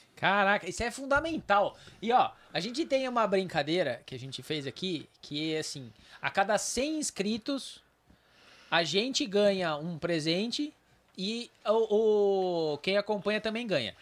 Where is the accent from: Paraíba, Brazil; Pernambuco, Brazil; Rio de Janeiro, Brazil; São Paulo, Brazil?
São Paulo, Brazil; moved away as an adult; now in Amparo, Brazil; eu não sou de Amparo, né? Eu sou de São Paulo, mas moro aqui já desde